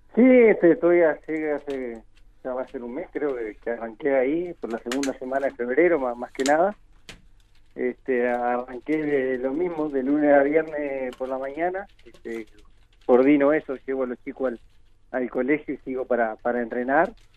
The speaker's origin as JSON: {"language": "Spanish", "country": "Uruguay", "also_born_or_lived": "Spain", "moved": "as an adult"}